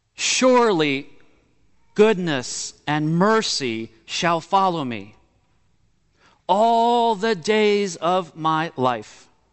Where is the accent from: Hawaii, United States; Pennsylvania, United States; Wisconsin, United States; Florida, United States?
Florida, United States; Miami; moved away; growing up in Miami, Florida